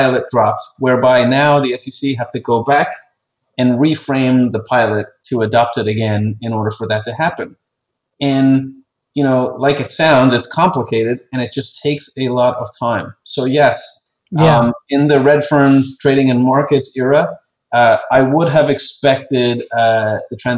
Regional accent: Ireland; I'm an Irish guy.

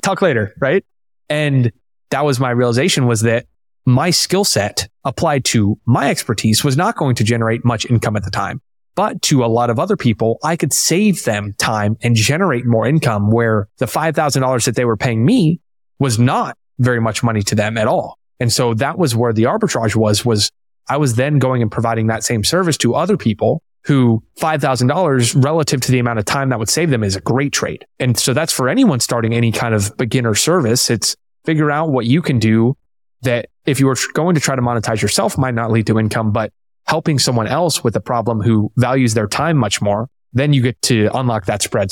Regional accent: Tampa, Florida, United States; I'm from Tampa, born and raised

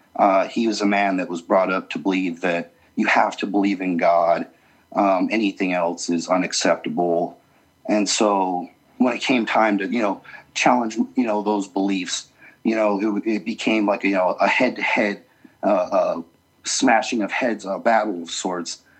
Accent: Las Vegas, Nevada, United States; also born or lived in Utah; now in Salt Lake City, United States; I grew up in Las Vegas uh, for most of my life, and then moved back um, to Utah

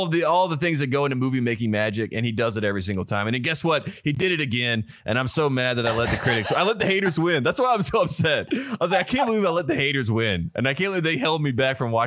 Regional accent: North Carolina, United States; we're from North Carolina. We're from the country.

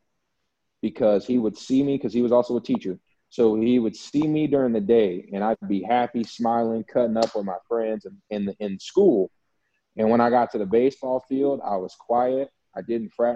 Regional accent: the South, United States; moved away as an adult; also born or lived in Alabama / Louisiana; now in Mexico; I grew up in the South. I was raised in the South, and And I went to college in the South

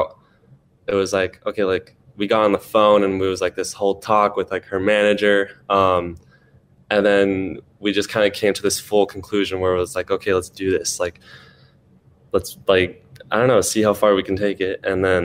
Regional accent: Seattle, Washington, United States; we're both from Seattle

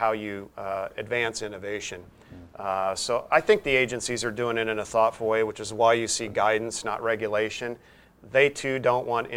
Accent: Wyoming, United States; my home state of Wyoming

